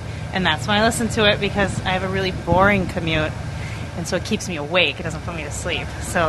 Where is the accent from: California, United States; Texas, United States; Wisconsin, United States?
Wisconsin, United States; I'm from Wisconsin. And I'm a student, so I commute an hour twice a week